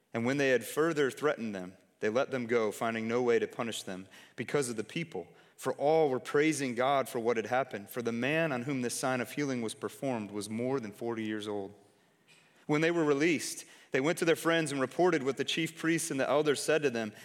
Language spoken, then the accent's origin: English; Detroit, Michigan, United States; moved away; I'm from Detroit originally.